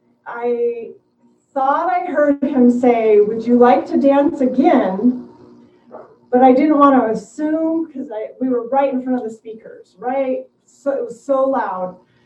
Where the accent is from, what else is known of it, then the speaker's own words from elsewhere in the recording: Washington, United States; We're both from Washington State.